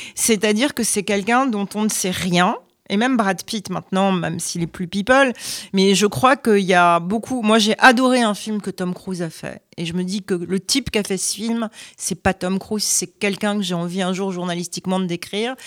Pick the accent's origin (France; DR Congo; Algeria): France; moved away as an adult; now in United States; je suis euh, française aux États-Unis. Pour les Américains, je suis française.